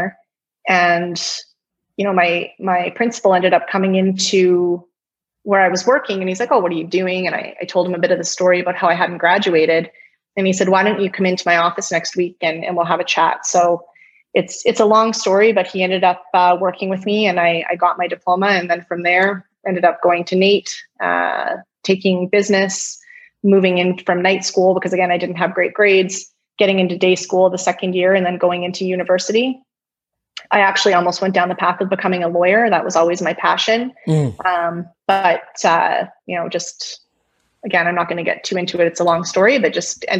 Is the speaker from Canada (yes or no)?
yes; Stony Plain, Alberta, Canada; also born or lived in Edmonton; I grew up in Stony Plain, small community, you know, kindergarten through grade 9 in the same school